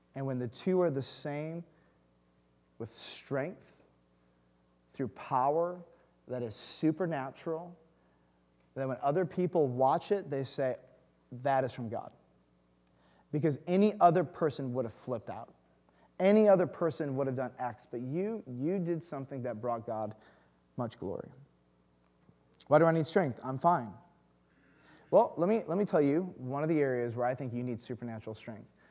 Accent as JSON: {"language": "English", "town": "Detroit", "region": "Michigan", "country": "United States", "tie": "born or raised there", "moved": "yes", "said": "I grew up in the burbs"}